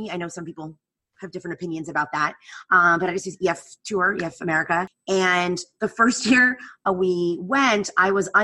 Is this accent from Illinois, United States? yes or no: no; New Jersey, United States; moved away; I grew up in New Jersey. I grew up an hour outside of New York